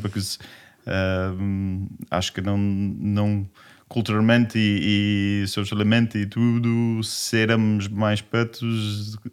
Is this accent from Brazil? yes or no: no; England, United Kingdom; Portuguese is a second language; moved away as an adult; also born or lived in Manchester, United Kingdom / London, United Kingdom; now in Lisbon, Portugal; eu, eu, nasci no campo, na Inglaterra, e viveu lá até 18 anos